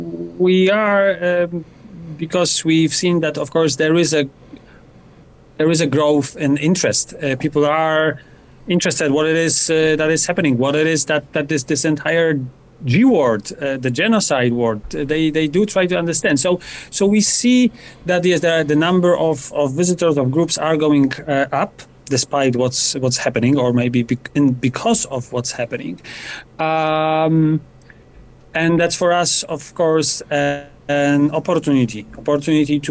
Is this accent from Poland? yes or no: yes; Poland; moved away as an adult; now in Cape Town, South Africa; I'm originally from Poland, where I run a Jewish museum for the last number of years, for 13 years. And I actually moved into Cape Town a couple of months ago